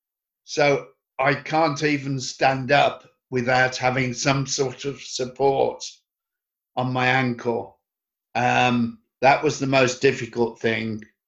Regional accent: Birmingham, West Midlands, United Kingdom; I was born in Birmingham in England, the 23rd of September, 1955.

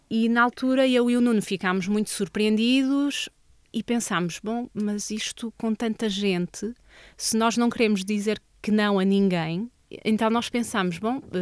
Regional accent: Vila Nova de Famalicão, Norte, Portugal; moved away as an adult; also born or lived in Lisbon; now in Castelo Branco, Portugal; Eu sou de Vila Nova

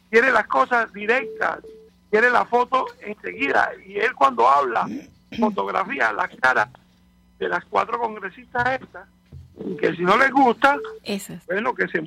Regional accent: Venezuela; now in United States; yo como venezolano

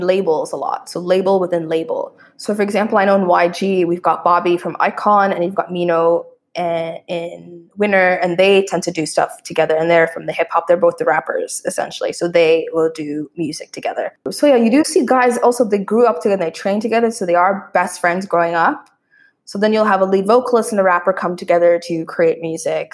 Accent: Canada; moved away; as Canadians

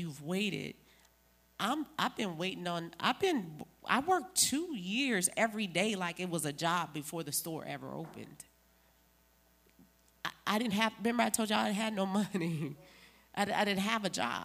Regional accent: New Orleans, Louisiana, United States; moved away; I'm from New Orleans

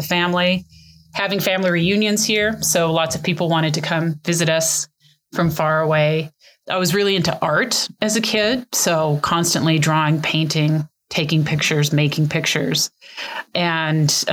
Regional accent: Longmont, Colorado, United States; moved away as an adult; also born or lived in Boston / Delaware / Washington, D.C. / southern New Mexico; I grew up in Colorado. I actually was born in Longmont. And first 25 years of my life was spent in this great state

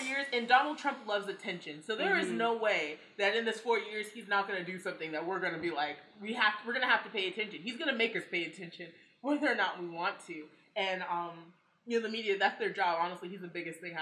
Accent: United States; we as Americans

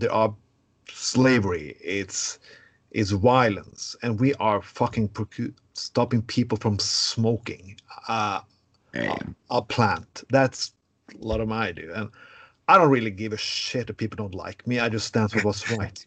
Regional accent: Norway; I'm from Norway

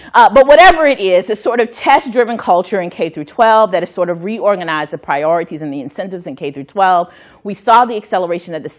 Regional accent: North Carolina, United States; my home state of North Carolina

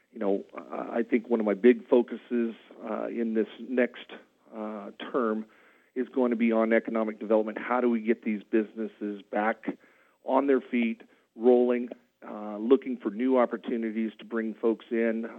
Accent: Madras, Oregon, United States; I was born and raised in Madras

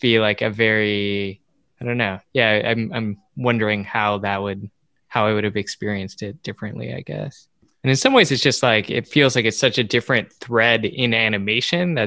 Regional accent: United States; an American watching anime

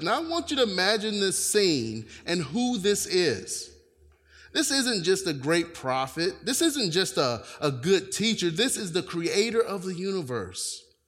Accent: North Carolina, United States; moved away; I am originally from North Carolina

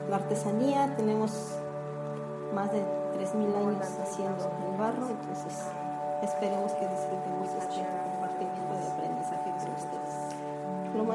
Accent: Oaxaca, Mexico; yo soy mexicana de Oaxaca.

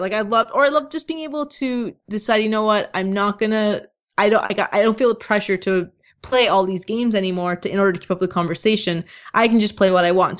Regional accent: Toronto, Ontario, Canada; I'm from Toronto

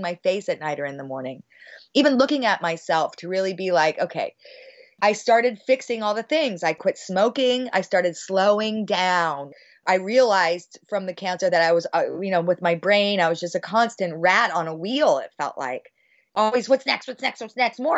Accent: Bay Area, California, United States; I'm from the Bay Area

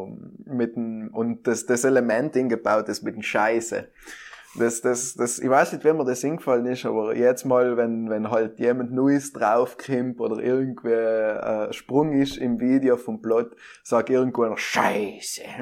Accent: South Tyrol, Trentino-Alto Adige, Italy; Ich bin ein Südtiroler Portal von der äußeren Welt.

